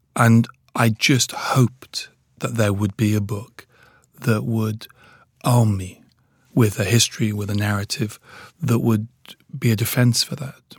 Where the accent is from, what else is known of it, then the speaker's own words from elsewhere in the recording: Newcastle upon Tyne, North East England, United Kingdom; also born or lived in Nigeria; I was brought up in Newcastle.